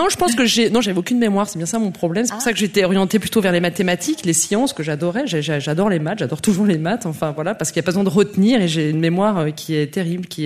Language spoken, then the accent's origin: French; near Geneva, in the neighbouring France, Auvergne-Rhône-Alpes, France; also born or lived in Besançon, France; Je suis née à Besançon, mais j'ai grandi près de Genève, dans cette France voisine que tout le monde déteste.